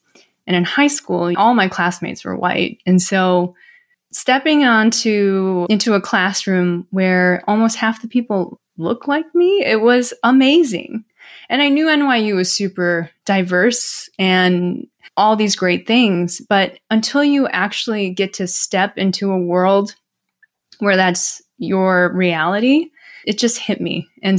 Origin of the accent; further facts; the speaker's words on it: Midwest, United States; when you grow up in the Midwest, Ron, you can probably relate to this growing up in the South, but you don't lump yourselves with Asian people.